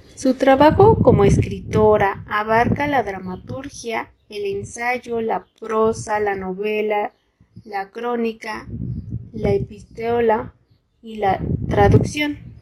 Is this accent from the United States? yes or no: no; Mexico